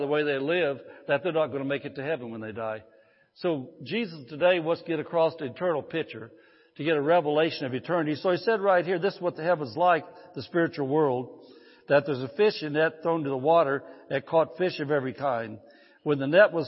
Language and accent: English; Indiana, United States; moved away as an adult; I grew up in a fishing family. We grew up back in Indiana. I grew up. I lived there 54 years, so I guess I did grow up there.